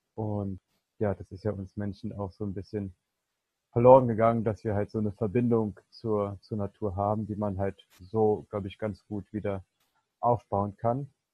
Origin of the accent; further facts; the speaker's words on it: Berlin, Germany; ich komme ja hier aus Berlin